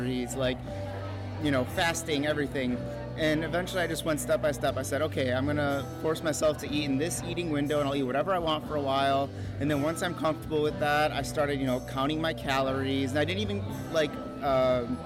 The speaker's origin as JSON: {"language": "English", "town": "Chicago", "region": "Illinois", "country": "United States", "said": "I'm from Chicago."}